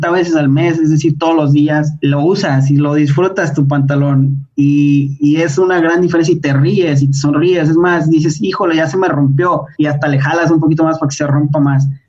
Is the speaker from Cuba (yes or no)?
no; Mexico; Yo soy mexicano, he vivido en mínimo cinco países, pero mi México pues no, no lo cambio.